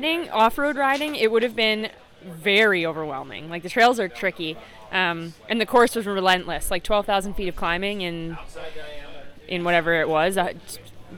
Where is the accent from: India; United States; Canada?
Canada; I'm Canadian. Yeah, we live there.